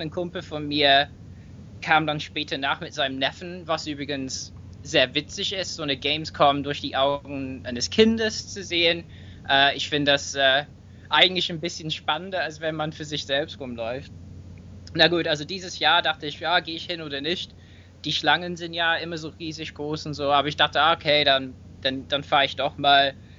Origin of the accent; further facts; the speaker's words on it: England, United Kingdom; German is a second language; moved away; ich bin auch Engländer und entschuldige mich natürlich für meinen Akzent